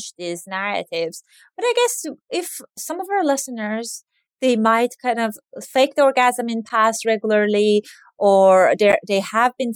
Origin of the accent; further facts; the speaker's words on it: Iran; now in United States; I grew up in Iran, and Iranian American